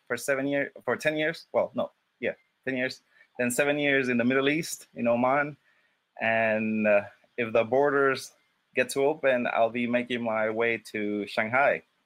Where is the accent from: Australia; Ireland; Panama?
Panama; moved away as an adult; also born or lived in New York; born and raised in Panama